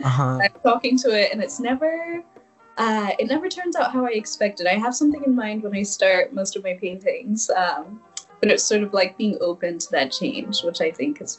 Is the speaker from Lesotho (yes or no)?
yes; Lesotho; now in Chicago, United States; So I grew up in South Africa in a tiny country called Lesotho, which is totally landlocked by South Africa.